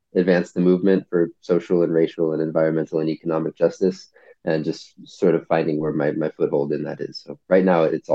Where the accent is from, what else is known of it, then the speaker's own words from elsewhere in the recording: San Francisco, California, United States; also born or lived in North Bay Area; I'm from San Francisco originally, and I live in the North Bay Area